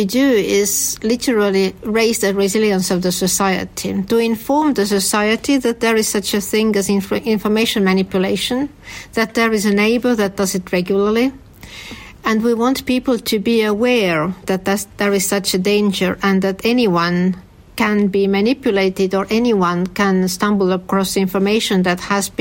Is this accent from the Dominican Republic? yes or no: no; Estonia; when I grew up in the Soviet Union, people in Estonia habitually watched Estonian news